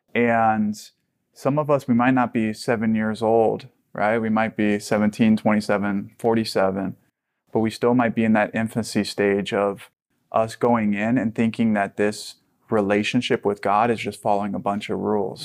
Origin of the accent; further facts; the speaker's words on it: Hawaii, United States; I grew up in Hawaii